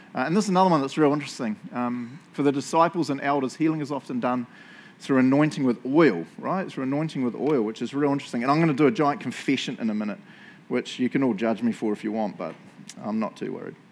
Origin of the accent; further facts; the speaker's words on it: New Zealand; moved away; I'm from New Zealand